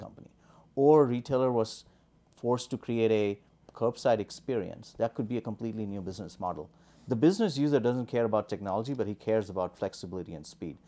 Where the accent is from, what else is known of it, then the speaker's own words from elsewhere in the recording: India; moved away as an adult; also born or lived in New Delhi / Boston; born and raised in India